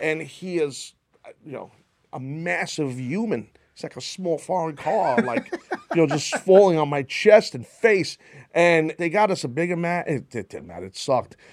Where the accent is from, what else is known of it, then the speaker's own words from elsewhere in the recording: New York, United States; I grew up in New York, right? So I grew up a city kid